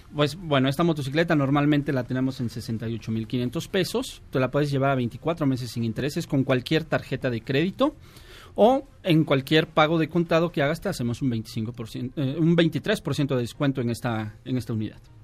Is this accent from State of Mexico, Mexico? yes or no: yes; Toluca, State of Mexico, Mexico; yo soy de Toluca, vivo, allá, viajo diario hasta Toluca